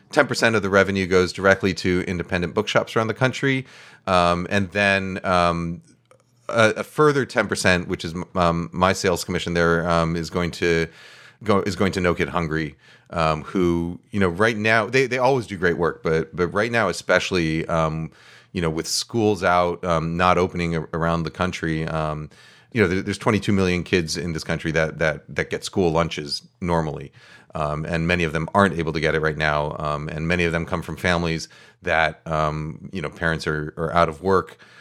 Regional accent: New York, United States; moved away as an adult; also born or lived in California; now in West Coast, United States; I grew up in New York

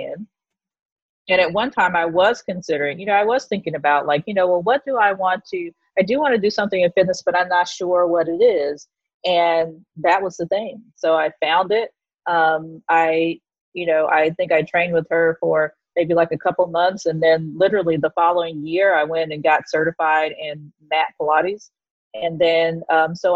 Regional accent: Texas, United States; moved away as an adult; now in New York City, United States; I'm originally from Texas, the great red state of Texas

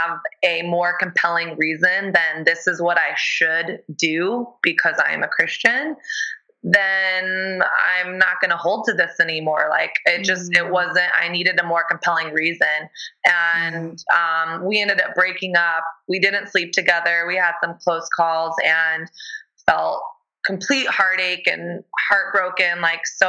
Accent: the South, United States; moved away as an adult; also born or lived in Texas; now in New York City, United States; I grew up in the South

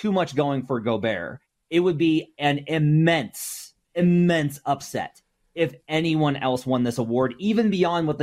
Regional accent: Arkansas, United States; I'm from Arkansas, woo pig.

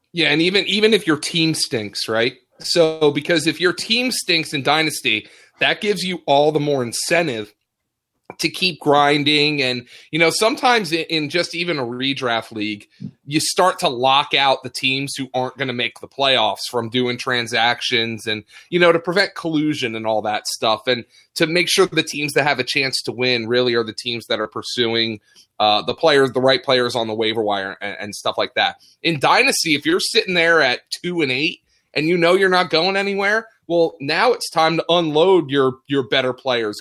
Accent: Lehigh Valley, Pennsylvania, United States; I'm from the Lehigh Valley

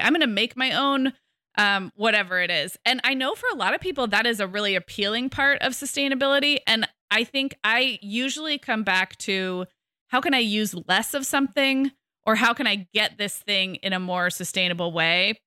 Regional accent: California, United States; I'm a Californian. We've all, like, we all grew up in droughts in the nineties

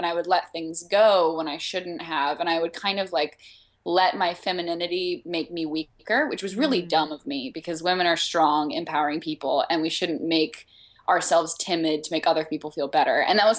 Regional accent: Arkansas, United States; yeah, I was born in the South.

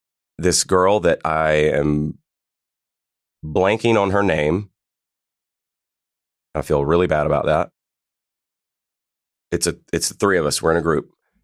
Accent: Pennsylvania, United States; I'm from Pennsylvania, so he was like seeing them when they before they even blew up

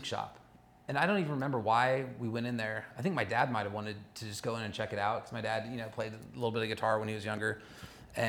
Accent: Los Angeles County, California, United States; also born or lived in Olympia, Washington; I didn't grow up in Orange County. I grew up in Los Angeles County for the most part.

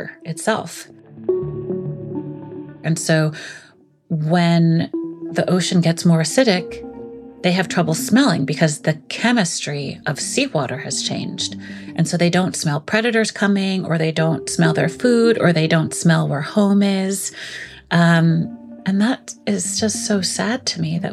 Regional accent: New York City, New York, United States; grew up in Brooklyn, but like not right on the water

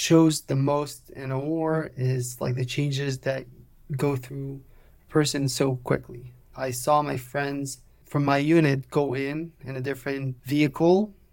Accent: Petah Tikva, Central District, Israel; English is a second language; So I was born and raised in Israel. I'm 29 years old. 29, yeah. I grew up in Petah Tikva in Israel.

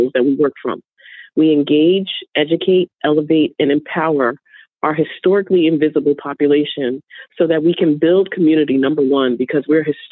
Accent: New York, United States; I'm from New York.

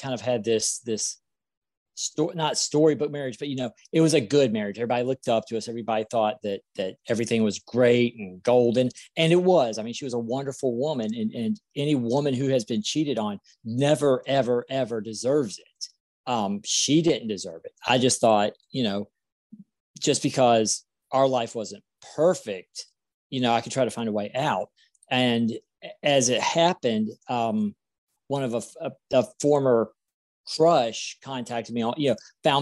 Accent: South Carolina, United States; I'm from South Carolina

